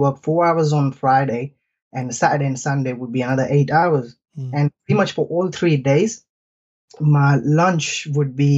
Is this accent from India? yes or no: yes; India; moved away as an adult; now in United Kingdom; So I'm from I'm from India originally. I came to UK as an international student.